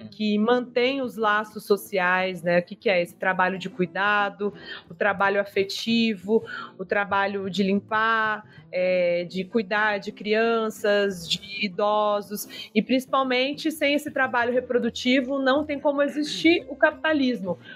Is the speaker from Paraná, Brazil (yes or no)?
yes; Maringá, Paraná, Brazil; moved away as an adult; now in Brasília, Brazil; apesar de ser maringaense. Moro em Brasília há 10 anos